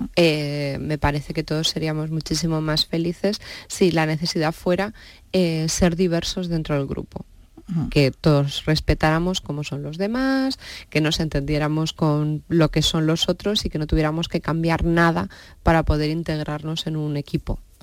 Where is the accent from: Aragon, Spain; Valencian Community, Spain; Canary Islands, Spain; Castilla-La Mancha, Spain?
Castilla-La Mancha, Spain; Campo de Criptana; soy de Campo de Cristana